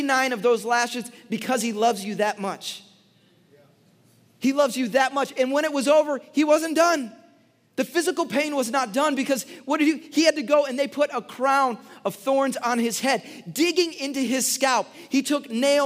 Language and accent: English; Chicago, Illinois, United States; I grew up in Chicago in the 90s